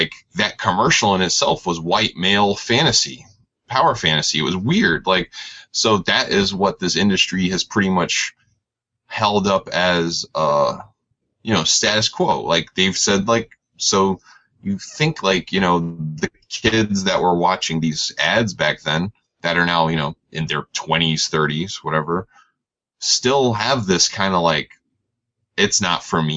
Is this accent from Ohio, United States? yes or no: no; New York, United States; I'm from New York